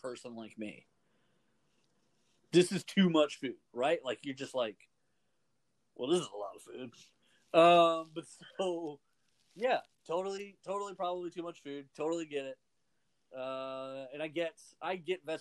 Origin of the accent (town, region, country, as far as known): United States